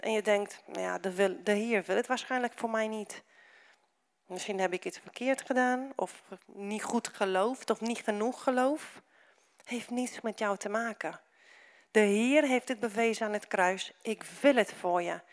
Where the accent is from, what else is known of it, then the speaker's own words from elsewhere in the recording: Romania; now in Netherlands; omdat ik uit Roemenië kom